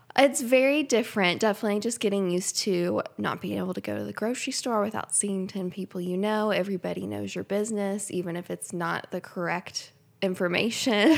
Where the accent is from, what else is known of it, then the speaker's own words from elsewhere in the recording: Lexington, Kentucky, United States; now in Versailles, United States; I was born and raised in Lexington, which is about fifteen minutes down the road, not too far away